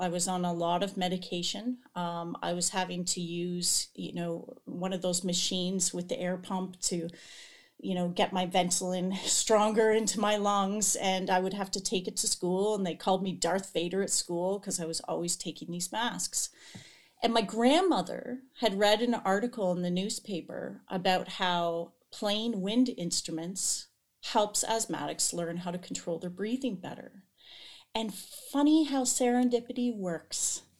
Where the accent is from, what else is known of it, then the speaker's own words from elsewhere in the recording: Toronto, Ontario, Canada; So I grew up on Toronto Island, which is it's a small group of islands in the harbor of Toronto.